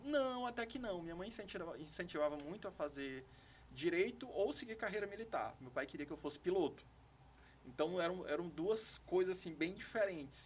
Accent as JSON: {"language": "Portuguese", "town": "Governador Edison Lobão", "region": "Maranhão", "country": "Brazil", "tie": "born or raised there", "also_born_or_lived": "Imperatriz, Brazil / São Luís, Brazil / Nagoya, Japan", "said": "Nasci em Imperatriz, mas eu fui criado em Ribeirãozinho."}